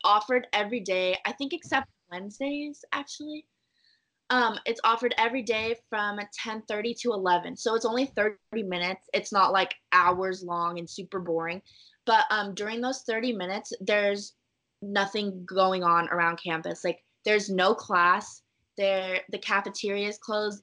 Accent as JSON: {"language": "English", "town": "Irvine", "region": "California", "country": "United States", "tie": "born or raised there", "said": "I grew up in Irvine"}